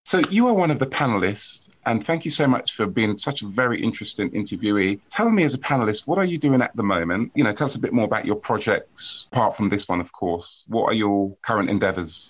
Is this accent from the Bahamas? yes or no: no; United Kingdom; I am of Jamaican. I was born here